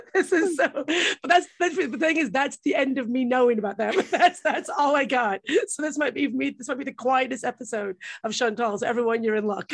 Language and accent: English; United States; I'm American.